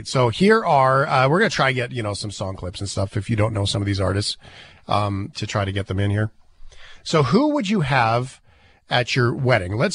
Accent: Calgary, Alberta, Canada; Like uh, you're from Calgary, I'm from Calgary

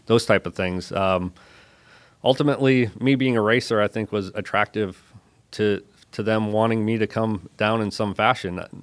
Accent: Bark River, Michigan, United States; moved away as an adult; stay in my hometown

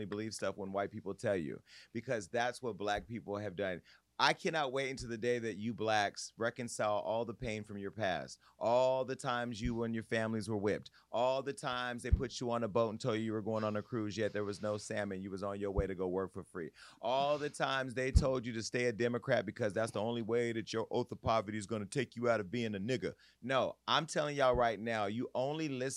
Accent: Stockton, California, United States; my hometown of Stockton, California

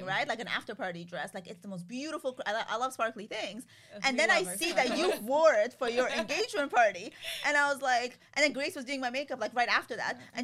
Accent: Canada; moved away as an adult; also born or lived in Toronto; now in Miami, United States; we're from Canada

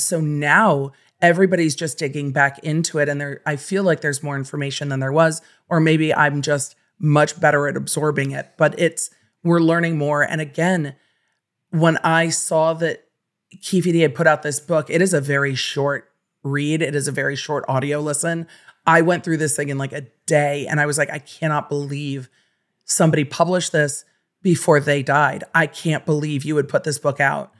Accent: Los Angeles, California, United States; growing up in Los Angeles

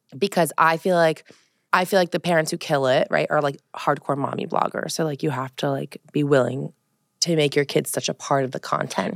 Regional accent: Colorado, United States; also born or lived in West Hollywood, California / Los Angeles, California; now in East Coast, United States; growing up in Colorado, I think, was very different than growing up in the East Coast

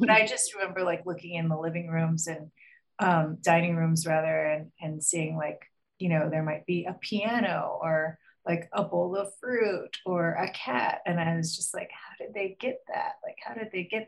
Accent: Los Angeles, California, United States; I grew up in Los Angeles

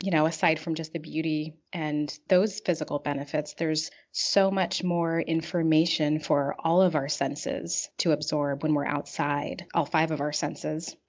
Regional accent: Pacific Northwest, United States; now in Chicago, United States; I was raised in the Pacific Northwest

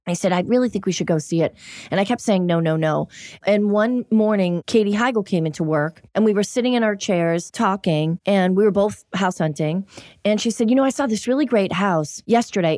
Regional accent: Everett, Massachusetts, United States; also born or lived in Miami / New York City; now in Los Angeles, United States; Growing up in Boston, really close proximity to the city, and I grew up in Everett

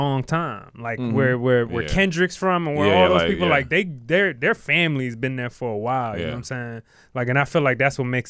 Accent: Decatur, Georgia, United States; Oh, he from Decatur? I'm from Decatur.

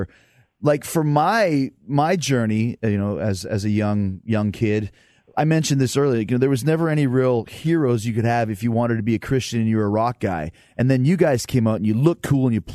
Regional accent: Winnipeg, Manitoba, Canada; I grew up in Winnipeg

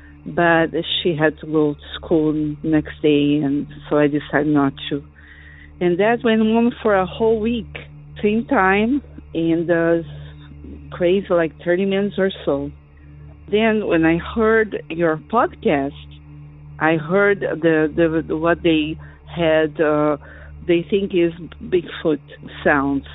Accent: Brazil; moved away as an adult; now in Florida, United States; I'm calling from Florida. I am originally from Brazil, and I have been living here for over 30 years

